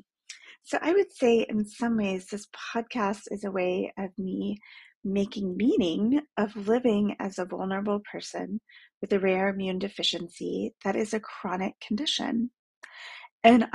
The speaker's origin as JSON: {"language": "English", "town": "Dallas", "region": "Texas", "country": "United States", "tie": "born or raised there", "said": "I grew up in Dallas"}